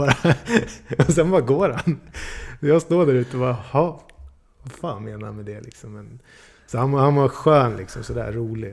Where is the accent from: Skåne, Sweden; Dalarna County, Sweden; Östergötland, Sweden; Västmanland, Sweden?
Dalarna County, Sweden; also born or lived in Gävle; jag är född i Gävle liksom, men växt upp i Dalarna